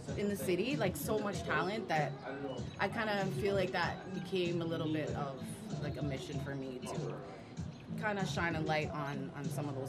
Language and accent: English; Kitchener, Ontario, Canada; also born or lived in Los Angeles, United States / Hamilton, Ontario; Originally born in L.A., okay. And then I came here as a child to Hamilton, and then kind of grew up in Kitchener-Waterloo